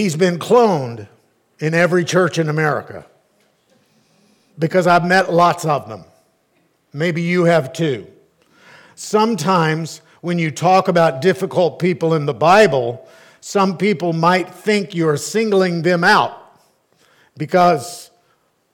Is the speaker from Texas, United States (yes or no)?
yes; Arlington, Texas, United States; growing up in Arlington